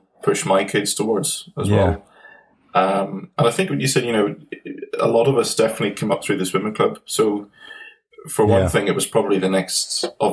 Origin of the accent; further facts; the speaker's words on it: Banbridge, Northern Ireland, United Kingdom; we're from Banbridge